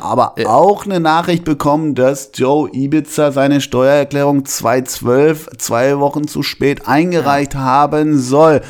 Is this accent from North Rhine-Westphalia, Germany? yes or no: yes; North Rhine-Westphalia, Germany; bei uns in Westfalen